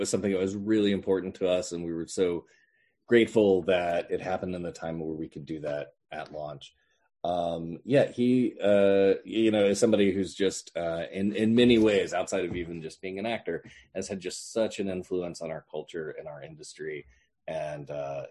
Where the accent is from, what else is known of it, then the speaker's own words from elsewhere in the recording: Orlando, Florida, United States; I grew up in Orlando.